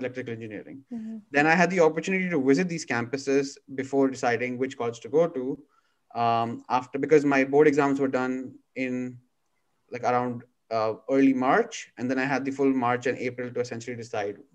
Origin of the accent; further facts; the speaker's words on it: Dubai, United Arab Emirates; now in California, United States; my growing up in Dubai